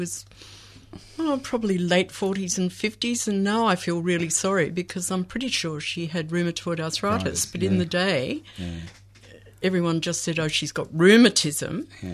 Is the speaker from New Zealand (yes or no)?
no; Brighton, Victoria, Australia; I grew up on Brighton Beach